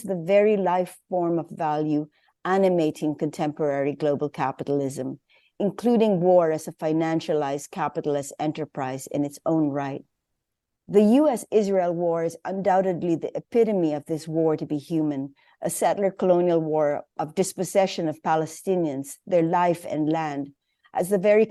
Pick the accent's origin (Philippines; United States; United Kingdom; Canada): Philippines; as a Filipina